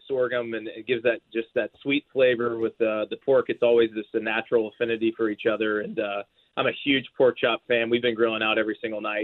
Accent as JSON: {"language": "English", "region": "Georgia", "country": "United States", "tie": "born or raised there", "moved": "yes", "lives_now": "Nashville, United States", "said": "Nashville is home for me now. I grew up in Georgia"}